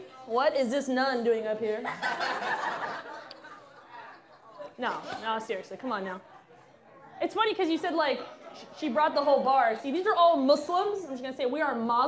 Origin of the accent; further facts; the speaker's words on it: Huntsville, Alabama, United States; I grew up in Huntsville, Alabama.